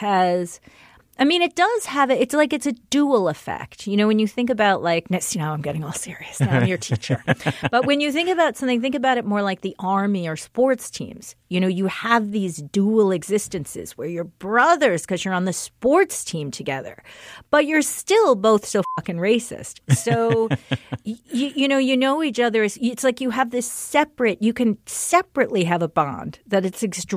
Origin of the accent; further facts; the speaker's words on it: Englewood, New Jersey, United States; moved away; also born or lived in Baltimore; I was raised in Englewood, which was the city of biraciality when I was born there